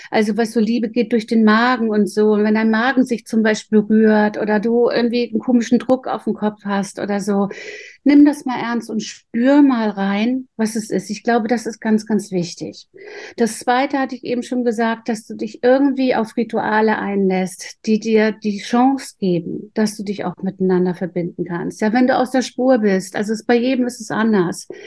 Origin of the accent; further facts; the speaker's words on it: Northern Germany, Germany; Ich komme aus Norddeutschland, da hieß das Gehstraße.